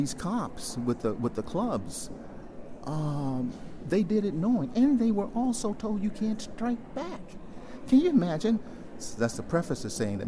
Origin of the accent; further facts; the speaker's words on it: Jackson, Mississippi, United States; I grew up in Jackson